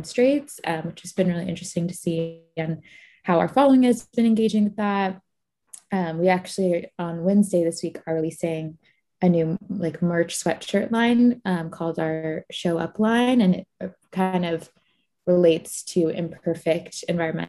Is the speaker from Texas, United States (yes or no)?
no; Florida, United States; I grew up in Florida, most of my family is from Egypt